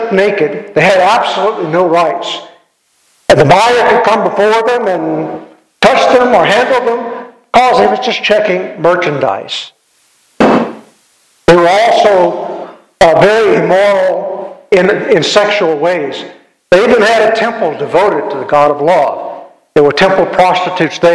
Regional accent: Louisiana, United States; I grew up in Louisiana

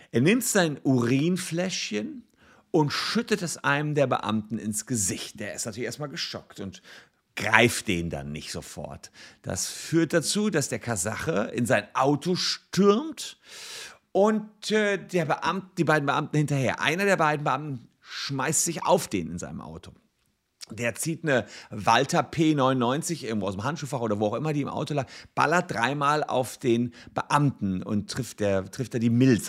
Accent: Gevelsberg, North Rhine-Westphalia, Germany; in meiner Heimatstadt Gefelsberg

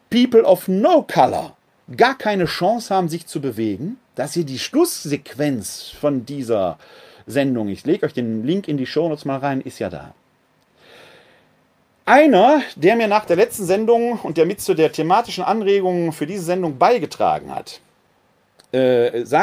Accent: Essen, North Rhine-Westphalia, Germany; born there; also born or lived in Munich / Bochum / Witten / Wuppertal; ich bin in Essen geboren, habe in München gelebt, in Bochum, in Witten, in Wuppertal, in Bonn, wieder in Wuppertal.

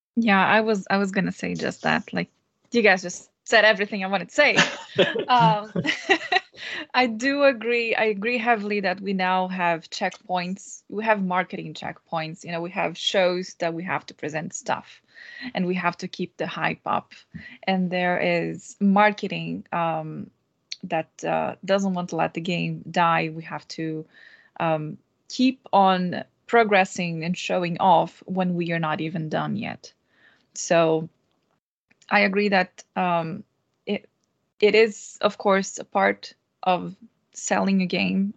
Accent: Brazil; moved away as an adult; now in Stockholm, Sweden; I'm Brazilian and been living in Stockholm for three years now

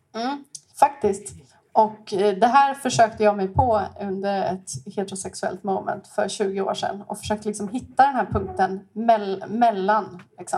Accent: Stockholm, Stockholm County, Sweden; moved away as an adult; now in Gothenburg, Sweden; också från Stockholm, bott i Göteborg i 12 år

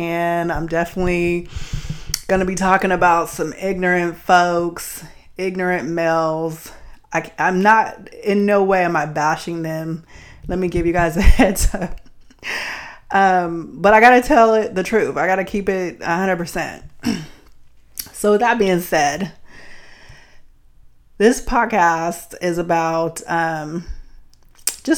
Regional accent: Bay Area, California, United States; growing up in the Bay Area

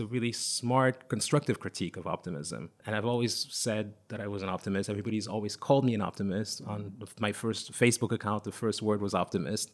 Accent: Lomé, Maritime, Togo; English is a second language; also born or lived in Paris, France / London, United Kingdom; now in New York, United States; when I was a child growing up in Togo, I was born in Lome

